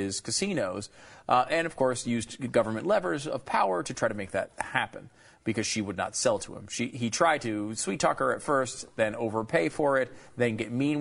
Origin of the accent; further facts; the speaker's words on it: Connecticut, United States; I'm from Connecticut